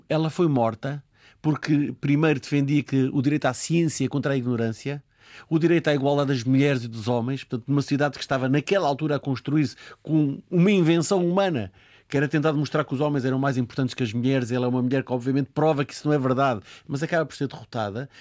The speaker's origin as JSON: {"language": "Portuguese", "country": "Portugal", "said": "somos nós portugueses"}